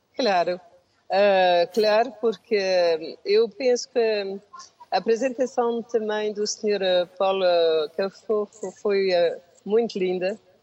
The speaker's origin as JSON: {"language": "Portuguese", "country": "France", "tie": "born or raised there", "also_born_or_lived": "Portugal", "second_language": "Portuguese", "said": "Eu vi, eh, para a França, tinha um ano, e uh, estive lá a viver mais de 50 anos"}